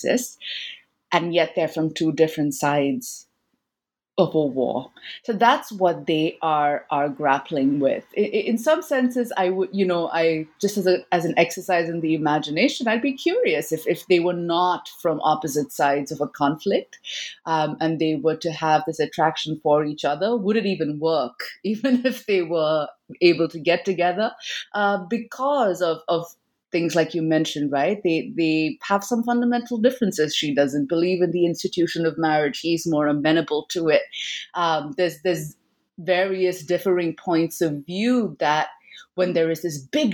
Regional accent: India; my own, you know, childhood growing up in India

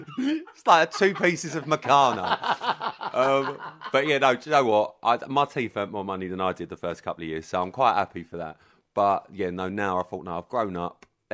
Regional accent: London, United Kingdom; moved away as an adult; also born or lived in Ibiza; now in Essex, United Kingdom; I grew up in London, I loved it.

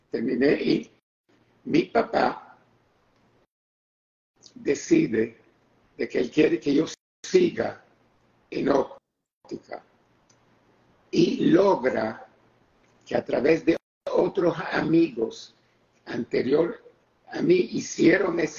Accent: Israel; moved away; ok, yo vine de Israel ya con bastante buen inglés.

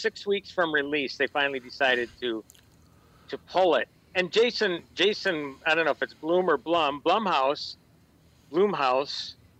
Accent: Minnesota, United States; growing up in Minnesota

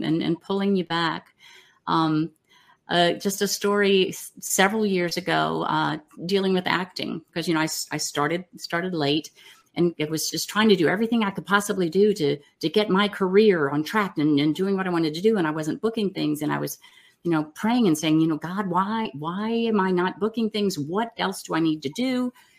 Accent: New Orleans, Louisiana, United States; Well, I definitely grew up in a Christian family. I am from New Orleans, and New Orleans is a very big Catholic city, and I've got a very large Catholic family.

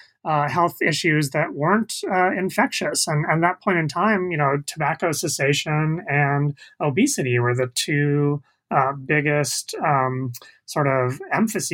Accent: the Bay Area, California, United States; I grew up in the Bay Area

